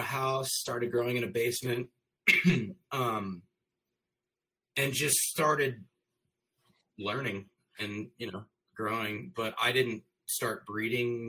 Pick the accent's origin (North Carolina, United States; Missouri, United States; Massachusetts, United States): Missouri, United States; St. Louis; also born or lived in Chicago; I'm from St. Louis, Missouri.